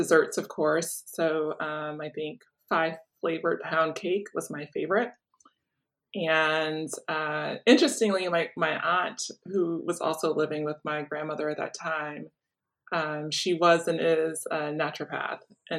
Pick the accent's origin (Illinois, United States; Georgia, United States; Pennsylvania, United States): Illinois, United States; Chicago; I grew up in Chicago in the Hyde Park community.